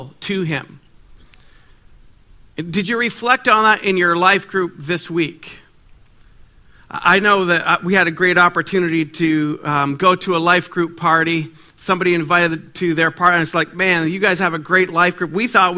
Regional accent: Ottawa, Ontario, Canada; I'm from Ottawa, Ontario

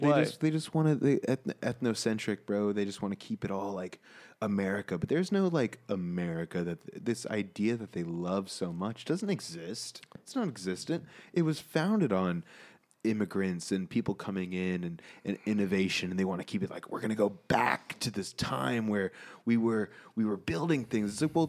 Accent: United States; Dude, I'm American.

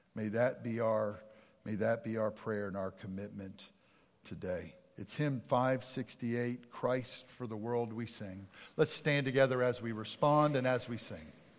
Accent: outside of Philadelphia, Pennsylvania, United States; moved away; I grew up outside of Philadelphia

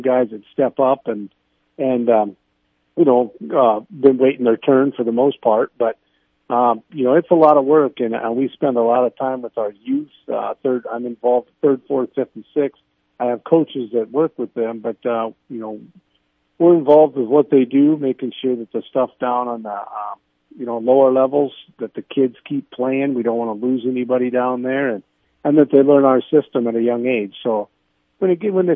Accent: Letcher, South Dakota, United States; I'm from Letcher right down the road

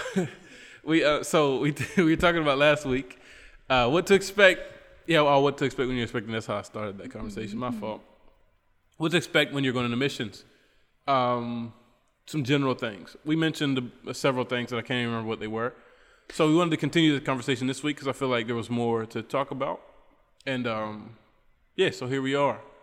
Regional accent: Charleston, West Virginia, United States; moved away as an adult; now in Trinidad and Tobago; I'm from Charleston, West Virginia, in my hometown.

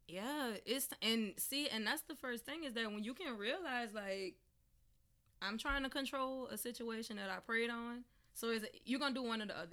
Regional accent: New Orleans, Louisiana, United States; I'm from New Orleans

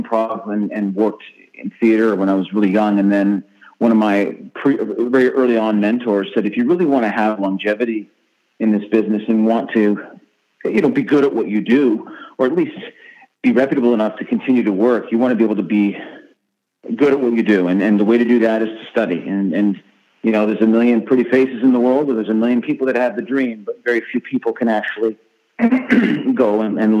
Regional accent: Canada; I grew up in Canada

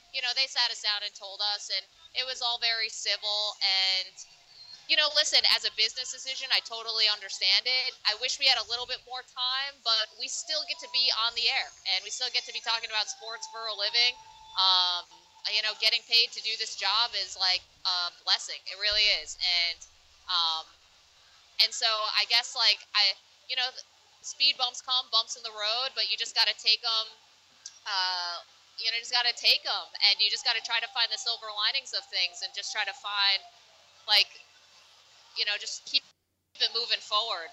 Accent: Binghamton, New York, United States; I'm from Double A Binghamton

